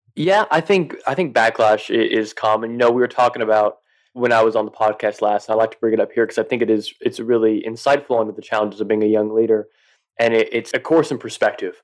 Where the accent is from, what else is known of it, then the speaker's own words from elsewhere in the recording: West Texas, United States; I grew up in the South in Texas, but more in that that West Texas kind of country area